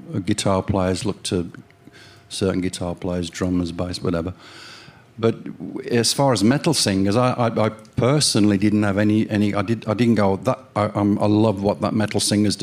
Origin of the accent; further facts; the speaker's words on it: Walsall, West Midlands, United Kingdom; my hometown is Walsall, which is about 9 miles away from Birmingham City